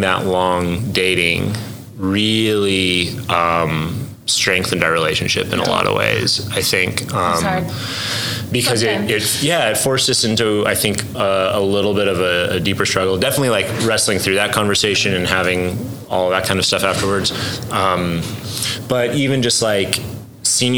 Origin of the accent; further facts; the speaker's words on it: Denver, Colorado, United States; moved away as an adult; also born or lived in Southern California; now in Oklahoma City, United States; I was born in Southern California, and my family, when I was like 8, moved to Denver, and so I grew up out there